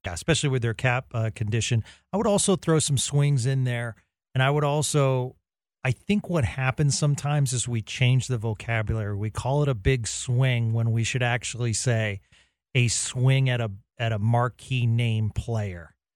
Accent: Boston, Massachusetts, United States; moved away; I grew up in the Boston area, and every time I I go home

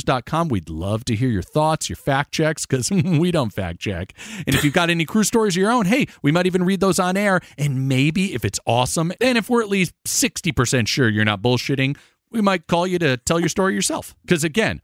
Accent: Florida, United States; also born or lived in Connecticut; I grew up an only child with divorced parents, and when I was 7, I moved from my home state of Connecticut to the beautiful Sunshine State of Florida with my mom

